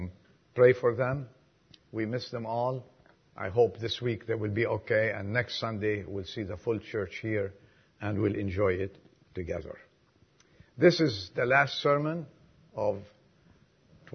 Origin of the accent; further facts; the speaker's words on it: Lebanon; now in United States; I was from Lebanon